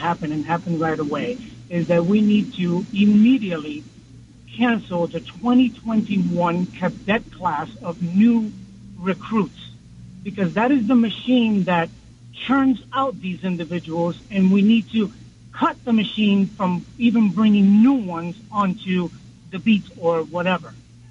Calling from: Bergenfield, New Jersey, United States; I'm currently calling from Bergenfield, New Jersey.

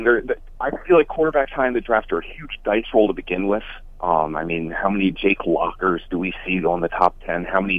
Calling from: Mahwah, New Jersey, United States; from Mahwah.

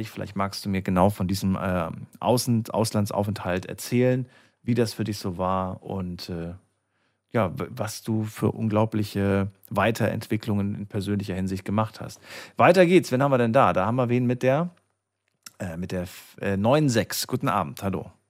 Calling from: Freiburg, Baden-Württemberg, Germany; Servus, ich komme aus Freiburg.

